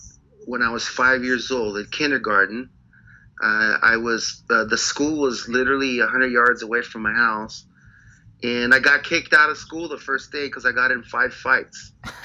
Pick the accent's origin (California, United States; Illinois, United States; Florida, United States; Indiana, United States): California, United States; Pacoima; moved away as an adult; also born or lived in London; I grew up just outside of Los Angeles, in Los Angeles County, a town called Pacoima. And Pacoima is it's very at the time, you know, it was very it was a hard place to grow up.